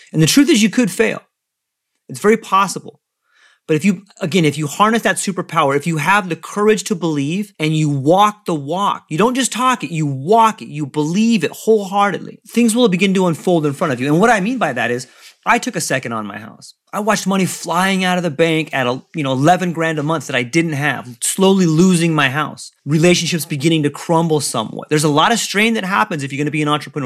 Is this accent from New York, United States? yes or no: no; San Diego, California, United States; moved away as an adult; also born or lived in Hawaii; I come from, I was born in San Diego